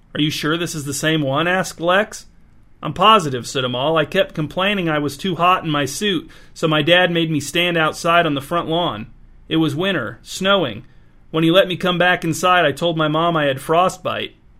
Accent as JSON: {"language": "English", "town": "North Webster", "region": "Indiana", "country": "United States", "tie": "born or raised there", "said": "North Webster, Indiana, which is my hometown."}